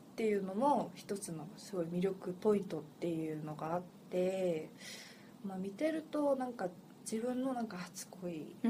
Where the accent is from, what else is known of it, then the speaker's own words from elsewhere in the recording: Seoul, South Korea; 私はもうソウル出身